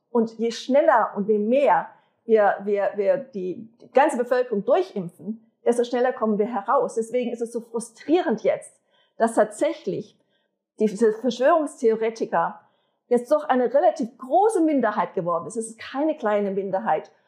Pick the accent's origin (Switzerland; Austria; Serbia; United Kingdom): Switzerland; wir als Schweizer